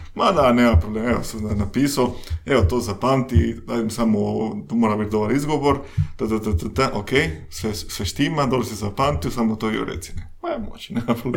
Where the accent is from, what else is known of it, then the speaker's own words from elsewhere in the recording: Mexico; Croatian is a second language; moved away as an adult; also born or lived in London, United Kingdom / Spain / Austria; now in Croatia; ja sam iz, iz, iz Mehika, iz Meksika